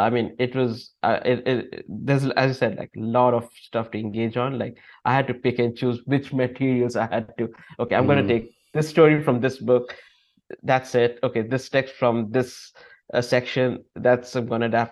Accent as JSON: {"language": "English", "country": "Sri Lanka", "said": "I'm from Sri Lanka, I'm a Buddhist from Sri Lanka."}